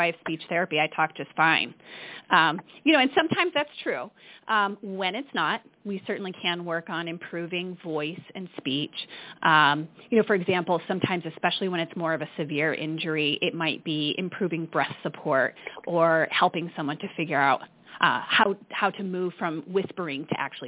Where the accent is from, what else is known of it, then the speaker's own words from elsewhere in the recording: Michigan, United States; accent: Midwestern; moved away; also born or lived in Portsmouth, New Hampshire; I grew up in Michigan, Amy, and my Midwestern accent is going to come out